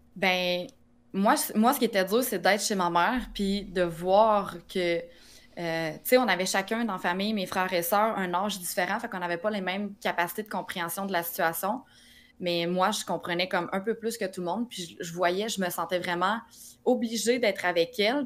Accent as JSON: {"language": "French", "town": "Drummondville", "region": "Quebec", "country": "Canada", "said": "Je viens de Drummondville"}